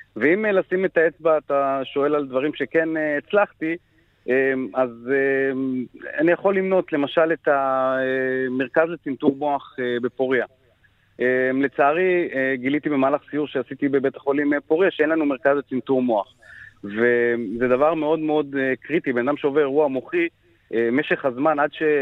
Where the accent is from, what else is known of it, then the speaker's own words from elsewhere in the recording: Afula, Northern District, Israel; נולדתי וגר בעפולה